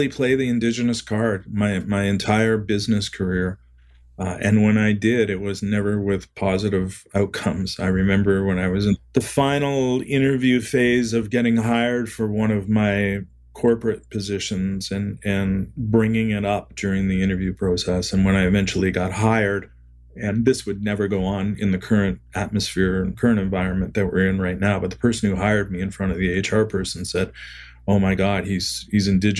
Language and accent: English; Niagara-on-the-Lake, Ontario, Canada; I grew up in Niagara-on-the-Lake